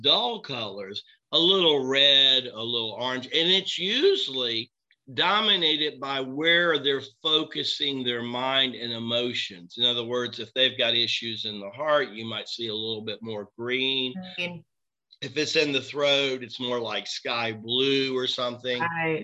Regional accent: Tennessee, United States; moved away; also born or lived in Florida / Manhattan; I'm this kid from Tennessee, right? That's been several years in Florida

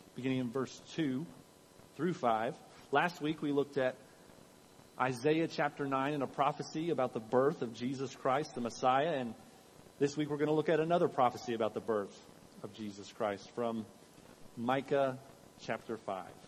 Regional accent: Richmond, Kentucky, United States; I'm from Richmond, Kentucky, not from Richmond, Virginia

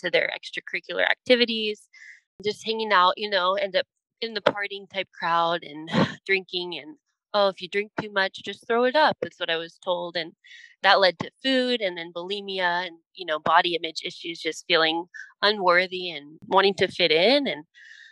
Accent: San Diego, California, United States; I grew up in Southern California, down in San Diego

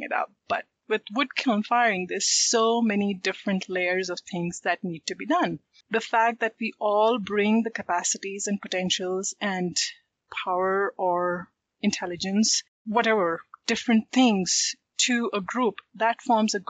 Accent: India; I am from India

